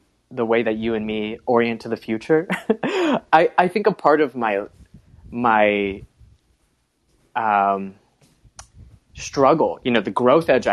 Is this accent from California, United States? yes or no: no; North Florida, United States; also born or lived in Alabama / South Carolina / Georgia; I grew up in North Florida, you know, in Alabama, South Carolina, Georgia